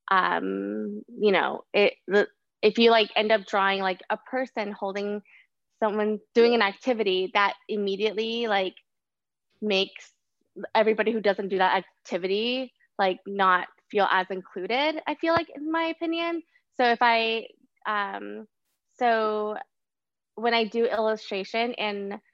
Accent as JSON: {"language": "English", "town": "Austin", "region": "Texas", "country": "United States", "lives_now": "Brooklyn, United States", "said": "Um I am an illustrator, muralist, curator of all sorts of things. I'm from Austin and now living in Brooklyn, New York."}